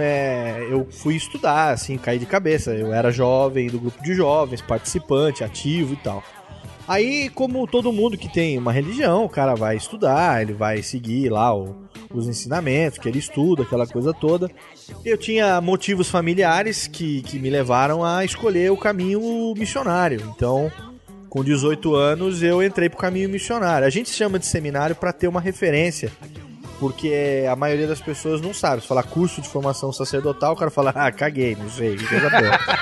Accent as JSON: {"language": "Portuguese", "town": "Serra Negra", "region": "São Paulo", "country": "Brazil", "tie": "born or raised there", "said": "eu sou do interior de São Paulo, lá de Serra Negra"}